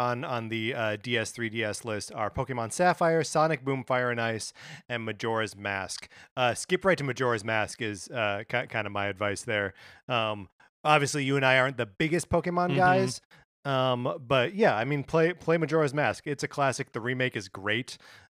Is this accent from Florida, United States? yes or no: no; Kenosha, Wisconsin, United States; I grew up in Kenosha, Wisconsin, where all of the worst things in the world are happening right now.